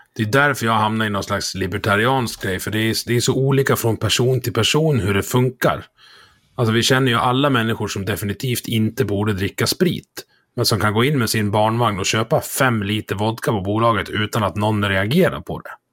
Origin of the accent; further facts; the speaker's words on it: Dalarna County, Sweden; jag är från Dalarna, vi, vi känner varandra här